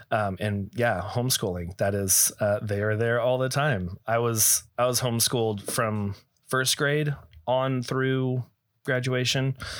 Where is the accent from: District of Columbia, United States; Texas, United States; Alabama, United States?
Texas, United States; also born or lived in California; now in Arizona, United States; I am also born and raised, uh, Texas